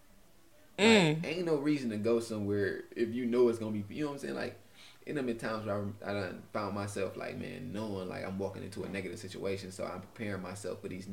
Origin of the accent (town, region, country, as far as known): Cleveland, Ohio, United States